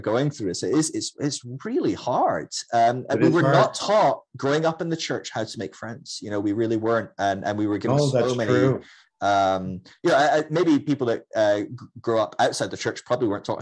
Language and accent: English; Scotland, United Kingdom; I'm Scottish